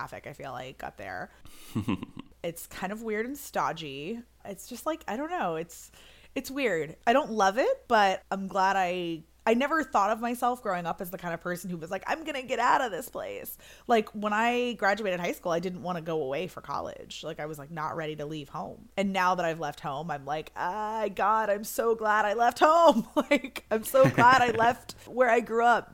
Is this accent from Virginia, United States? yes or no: yes; Northern Virginia, United States; moved away; I was born and raised in the Washington, D.C. area on the east coast of the U.S. So Northern Virginia